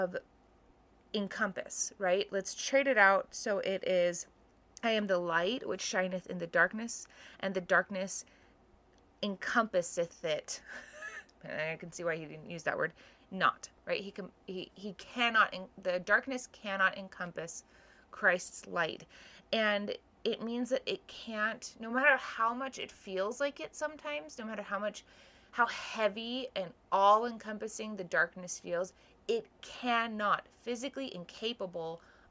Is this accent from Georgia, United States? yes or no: no; Hawaii, United States; The stake I grew up in Hawaii, was pretty large